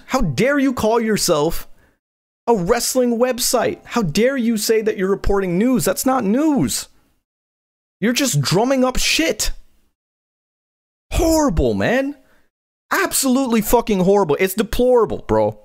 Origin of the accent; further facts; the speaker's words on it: Guyana; I'm Guyanese. I'm West Indian.